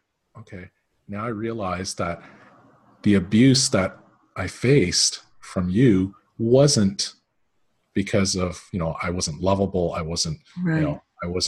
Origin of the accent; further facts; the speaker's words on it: Canada; When I was growing up, so I'm Canadian